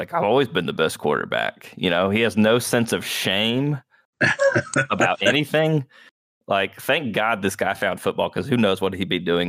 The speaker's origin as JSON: {"language": "English", "town": "Dublin", "region": "Georgia", "country": "United States", "tie": "born or raised there", "also_born_or_lived": "Americus, Georgia"}